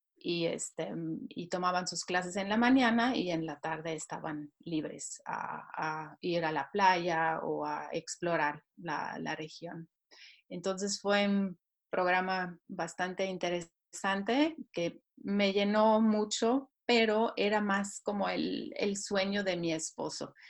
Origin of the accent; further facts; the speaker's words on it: Switzerland; Spanish is a second language; moved away as an adult; also born or lived in Mexico; Hoy en día estoy radicada en Suiza nuevamente, en donde nací